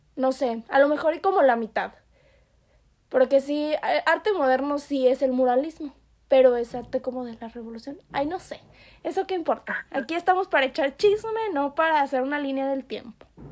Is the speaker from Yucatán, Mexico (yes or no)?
yes; Yucatán, Mexico; yo soy yucateca